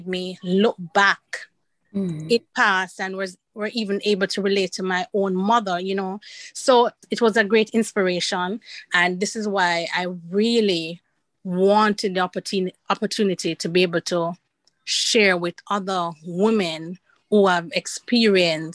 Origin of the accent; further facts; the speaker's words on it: Jamaica; moved away as an adult; I'm from Jamaica